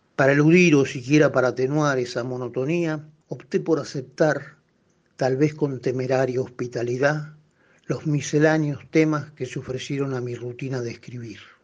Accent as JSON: {"language": "Spanish", "region": "Buenos Aires", "country": "Argentina", "said": "yo soy porteño"}